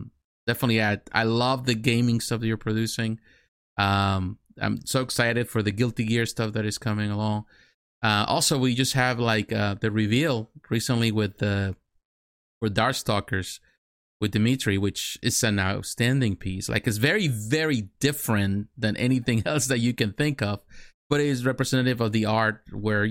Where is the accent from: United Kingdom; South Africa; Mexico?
Mexico; now in United States; I grew up in Mexico. I'm from Mexico. I was born in Mexico. I live in the United States.